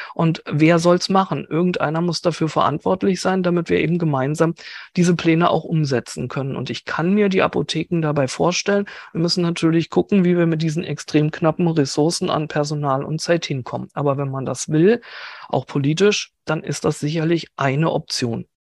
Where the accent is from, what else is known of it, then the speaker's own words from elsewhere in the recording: Berlin, Germany; als Berlinerin